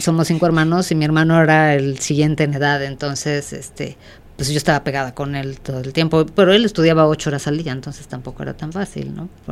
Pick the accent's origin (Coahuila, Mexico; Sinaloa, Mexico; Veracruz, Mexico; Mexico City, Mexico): Mexico City, Mexico; yo soy mexicana, obviamente, eh, nací aquí en la Ciudad de México y aquí estudié